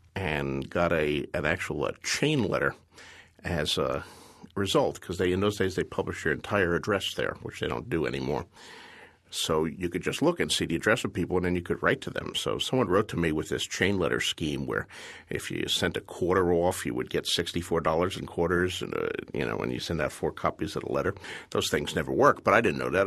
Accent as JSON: {"language": "English", "town": "Bayonne", "region": "New Jersey", "country": "United States", "tie": "born or raised there", "said": "I was a kid growing up in Bayonne, New Jersey in the nineteen fifties."}